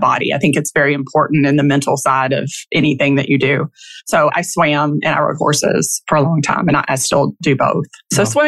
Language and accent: English; Kentucky, United States; I'm from Kentucky, basketball country and football now, and even baseball.